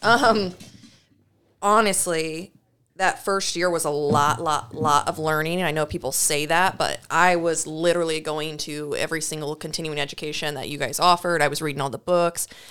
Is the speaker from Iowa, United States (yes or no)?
yes; Knoxville, Iowa, United States; I'm originally from Knoxville, Iowa. That's where I grew up and went to school